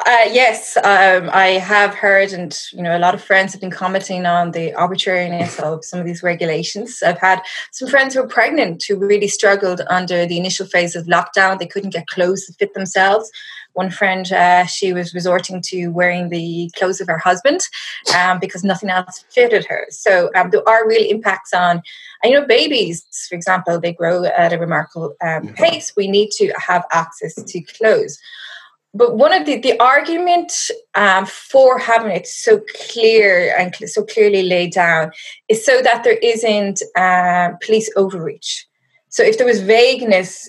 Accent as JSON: {"language": "English", "region": "west of Ireland", "country": "Ireland", "moved": "as an adult", "lives_now": "South Africa", "said": "you'll hear from my accent. I am not from South Africa. I'm currently hiding out in my parents' house in the west of Ireland."}